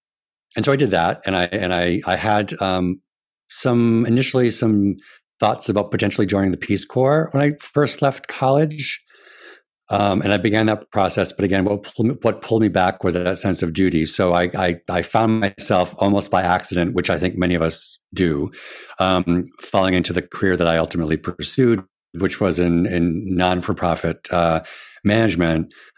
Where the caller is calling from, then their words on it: Rhode Island, United States; I am joining you from my den in my home in Rhode Island.